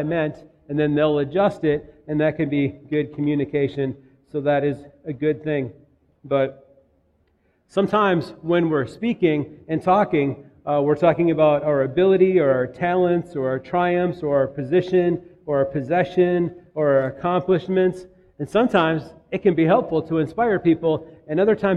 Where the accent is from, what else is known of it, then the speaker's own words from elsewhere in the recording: Minnetonka, Minnesota, United States; moved away; also born or lived in Tennessee; Minnetonka, Minnesota